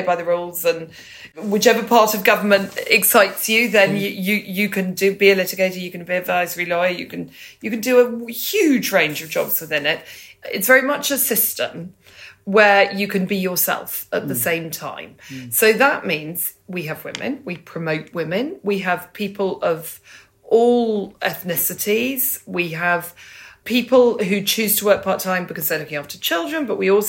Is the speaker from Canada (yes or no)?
no; Banbury, South East England, United Kingdom; I was born in Banbury. I love Banbury. It's a very important part of me